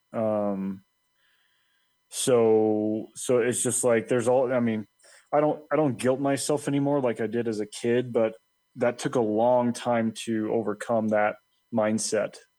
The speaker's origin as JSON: {"language": "English", "region": "Colorado", "country": "United States", "tie": "born or raised there", "also_born_or_lived": "Dallas, Texas / Irving, Texas"}